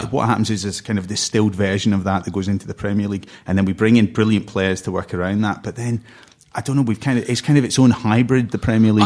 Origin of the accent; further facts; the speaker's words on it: Cornwall, South West England, United Kingdom; I grew up in Cornwall.